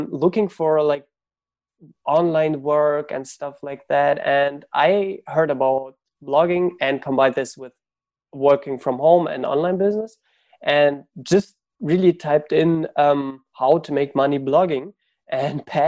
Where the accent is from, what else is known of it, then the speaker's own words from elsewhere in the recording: Germany; also born or lived in Ukraine; I grew up in Germany. So I was born in Ukraine, but we moved when I was 6 to Germany. So I grew up in school. I was in school and university in Germany